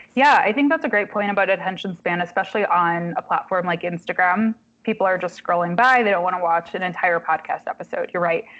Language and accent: English; Kalamazoo, Michigan, United States; also born or lived in Marquette, Michigan / Washington, District of Columbia, United States; now in Detroit, United States; Kalamazoo, my hometown